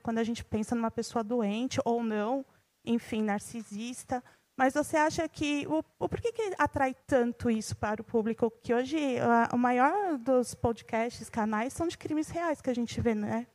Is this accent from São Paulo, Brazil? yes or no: yes; São Paulo, Brazil; sou aqui de São Paulo mesmo